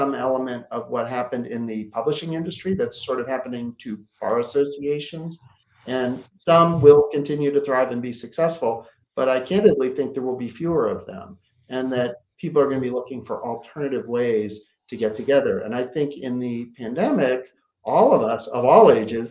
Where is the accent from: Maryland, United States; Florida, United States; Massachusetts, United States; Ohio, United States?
Maryland, United States; Baltimore; now in New York City, United States; my growing up in Baltimore, which is a very friendly town